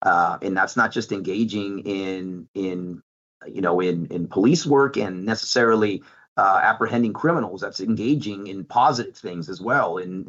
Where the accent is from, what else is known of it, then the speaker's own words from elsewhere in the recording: California, United States; now in Dallas, United States; Listen, I come from California, and I've seen firsthand on that how that had some negative impacts on our businesses and on our community.